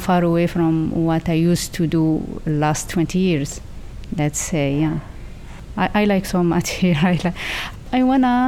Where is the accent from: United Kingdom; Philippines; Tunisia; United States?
Tunisia; I'm 46 years old. I'm from Tunisia.